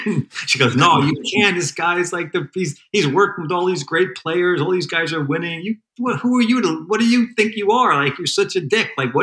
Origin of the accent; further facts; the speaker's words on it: New Jersey, United States; I became an all-state ice hockey player in New Jersey, two-time all-state, first-team all-state hockey player